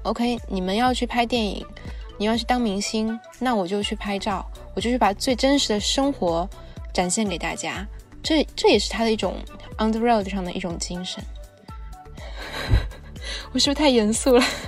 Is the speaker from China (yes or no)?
yes; China; 我们中国人